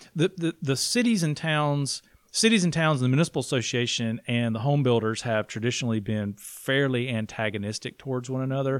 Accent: Blue Ridge, South Carolina, United States; I am from Blue Ridge

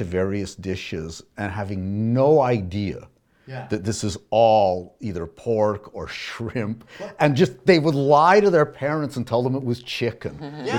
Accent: Alberta, Canada; I grew up in Alberta.

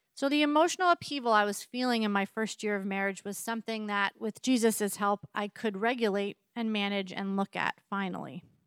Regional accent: East Coast, United States; moved away as an adult; also born or lived in Massachusetts; now in Richland, United States; I grew up on the East Coast

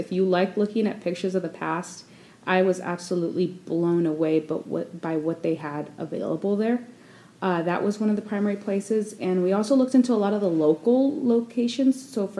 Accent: Inland Empire, Southern California, United States; I grew up in Southern California, I'll admit that, but I didn't grow up in the OC. I grew up in the Inland Empire.

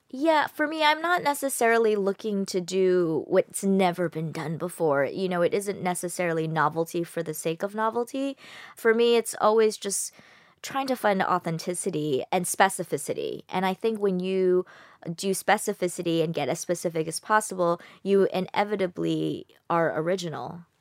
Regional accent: United States; I'm American. I grew up in America

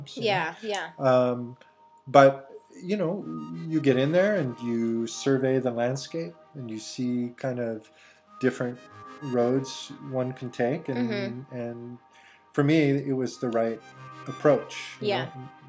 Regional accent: Los Angeles, California, United States; moved away as an adult; also born or lived in Carpinteria; I was born in Los Angeles, September 6, 1954.

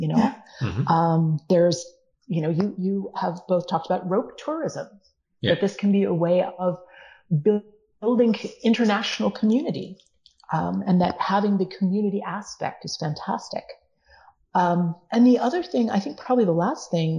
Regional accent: United States; at least here in the United States

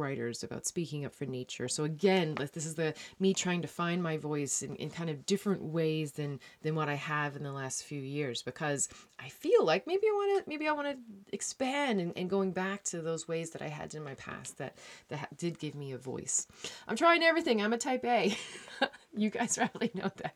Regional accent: Newfoundland and Labrador, Canada; moved away; I'm a Newfoundlander

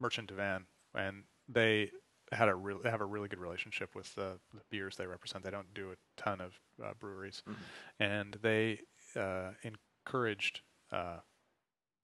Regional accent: United States; I'm an American

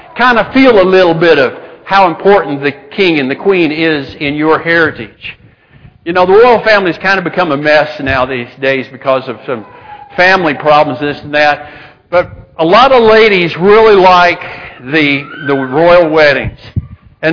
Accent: Spearman, Texas, United States; moved away; also born or lived in Montana; I was born in the panhandle of Texas, and it was so flat, you know, you could see the farm I was on, town was 6 miles away, Spearman

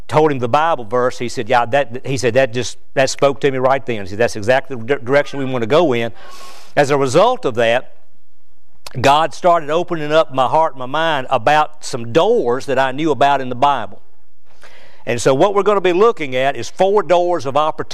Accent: Danville, Virginia, United States; moved away as an adult; also born or lived in Providence, North Carolina; now in Kentucky, United States; my hometown, which was Danville, Virginia

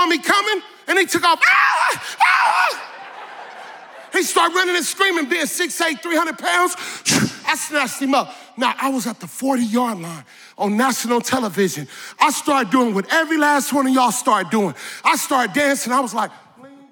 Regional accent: Northern California, United States; I grew up in Northern California in a small city

